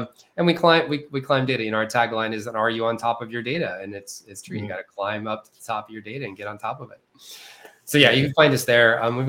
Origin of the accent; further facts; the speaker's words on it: West Texas, United States; I actually grew up in the desert.